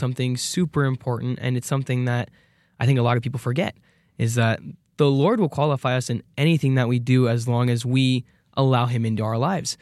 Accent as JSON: {"language": "English", "region": "Arizona", "country": "United States", "moved": "as an adult", "lives_now": "Idaho, United States", "said": "I'm from Arizona"}